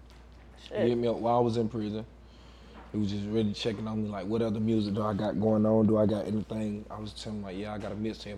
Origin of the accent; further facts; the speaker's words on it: Waycross, Georgia, United States; moved away as an adult; also born or lived in Atlanta, Georgia / New York; I'm from Waycross, Georgia.